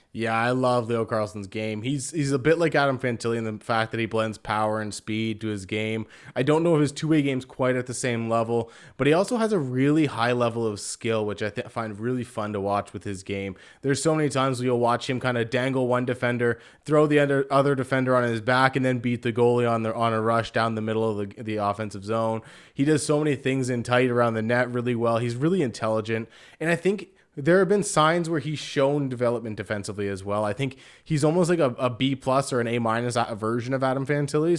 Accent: Canada; myself being Canadian

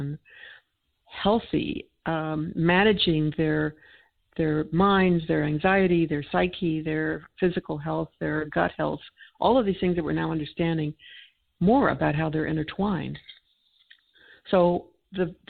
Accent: United States; I'm an American

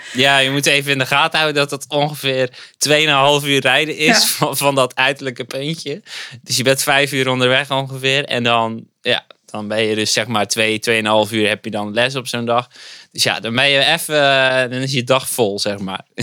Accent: Zeelandic Flanders, Netherlands; moved away as an adult; now in Dordrecht, Netherlands; een ras-echte Zeeuw, om maar even te zeggen. Ik kom oorspronkelijk uit Zeeuws-Vlaanderen. heb ik zo'n 25 jaar gewoond

